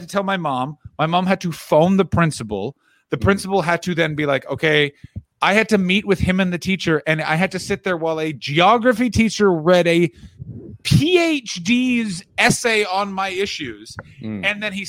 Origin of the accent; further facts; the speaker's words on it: Canada; I will one day be a Canadian with an American passport